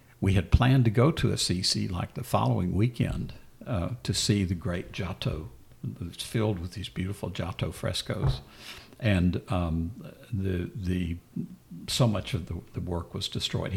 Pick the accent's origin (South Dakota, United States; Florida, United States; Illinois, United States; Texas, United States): Texas, United States; I was from Texas